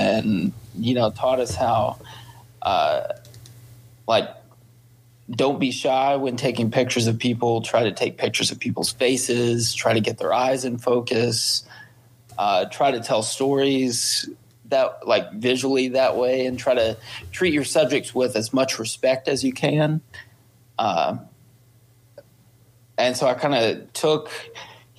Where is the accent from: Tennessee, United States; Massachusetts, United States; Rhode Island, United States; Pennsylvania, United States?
Tennessee, United States; Fayetteville; I grew up in Fayetteville, Tennessee